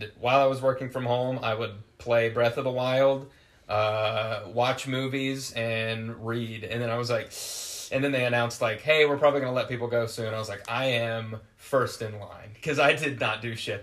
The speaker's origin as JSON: {"language": "English", "region": "West Virginia", "country": "United States", "moved": "as an adult", "said": "I moved from West Virginia, where I'm from"}